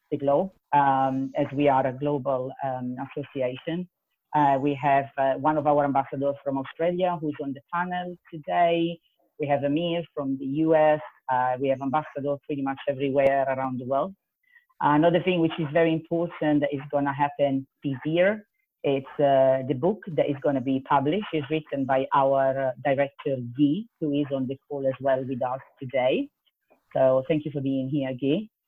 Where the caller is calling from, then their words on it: London, United Kingdom; I am tuning in from London, so it's uh, 10 o'clock in the evening here